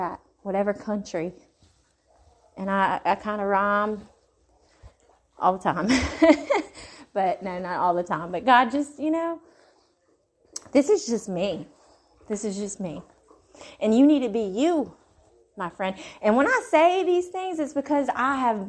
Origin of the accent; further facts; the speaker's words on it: Mississippi, United States; accent: Mississippi gal accent; My Mississippi gal accent's coming out